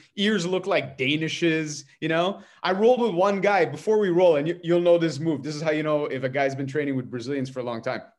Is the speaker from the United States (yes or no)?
no; Montreal, Quebec, Canada; I'm from Montreal